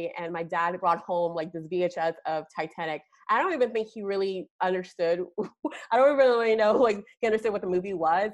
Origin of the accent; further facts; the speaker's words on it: Nigeria; also born or lived in Baltimore, Maryland / York, Pennsylvania / Dallas, Texas; now in United States; I'm Nigerian born, and I moved here in 1997 with my dad and my brother.